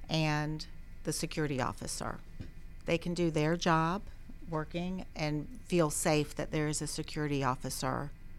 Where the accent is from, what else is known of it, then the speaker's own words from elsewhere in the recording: Atlanta, Georgia, United States; I am a native Atlantan, thank you. Yes, born and raised in the city of Atlanta, right near Emory University. I too went to Georgia State University.